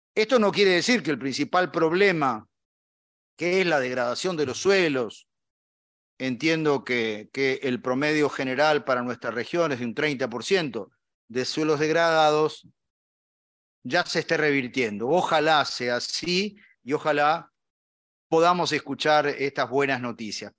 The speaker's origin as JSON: {"language": "Spanish", "country": "Argentina", "said": "como argentino"}